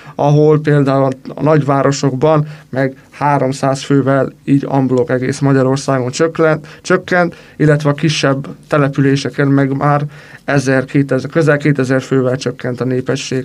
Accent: Romania; moved away as an adult; now in Hungary; aki egyik országból a másik országba költözött, úgymond emigrált, és valahova immigrált, mivel hogy Romániából származom

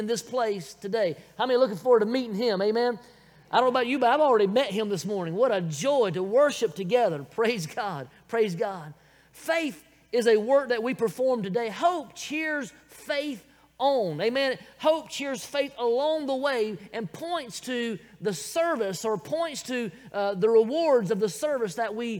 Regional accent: Bible Belt, the South, United States; accent: southern; I was born, raised right here in the good old South in the Bible Belt

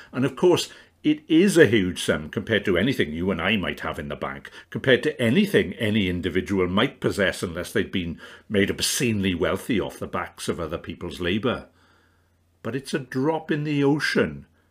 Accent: the Rhondda, Wales, United Kingdom; my upbringing in the Rhondda

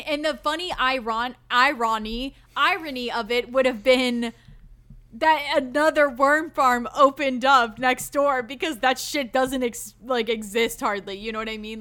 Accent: the South, United States; I'm from the South

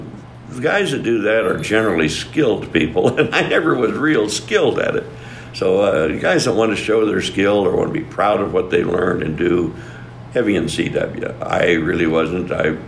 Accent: Colorado, United States; moved away as an adult; now in Hot Springs, Arkansas, United States; anyway, I am from Colorado, been here in Arkansas 25 years now

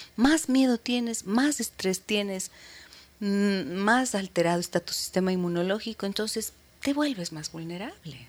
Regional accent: Imbabura, Ecuador; Imbabura, ¿no? A mi tierra

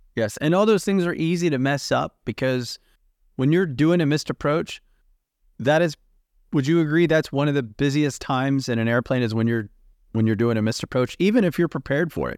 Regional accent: United States; I'm from the United States

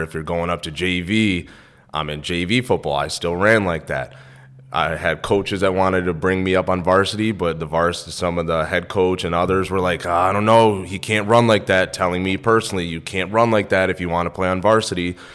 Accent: New York, United States; moved away as an adult; I'm from New York

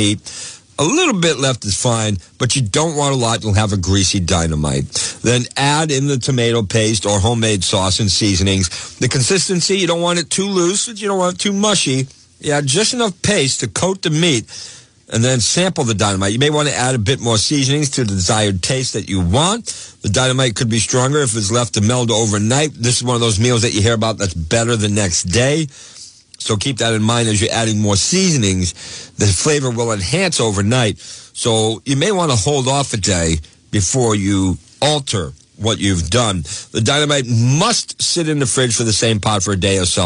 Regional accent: Woonsocket, Rhode Island, United States; growing up in Woonsocket area

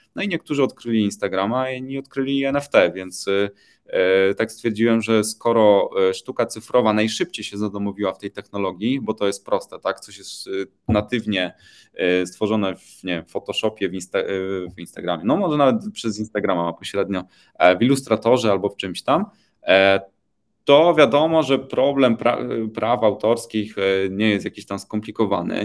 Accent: Poland; Pochodzę z Polski

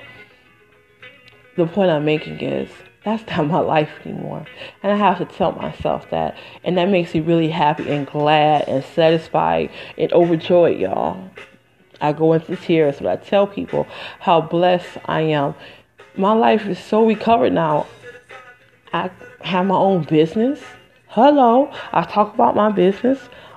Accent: Michigan, United States; now in New Jersey, United States; I'm from Michigan originally, but I live in New Jersey

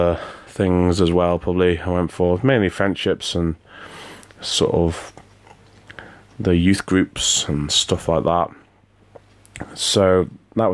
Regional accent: the Wirral, North West England, United Kingdom; moved away; I grew up on the Wivel

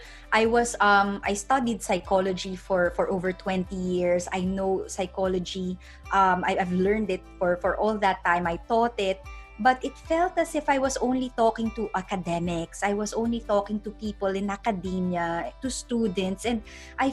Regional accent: Philippines; moved away; I'm originally from the Philippines

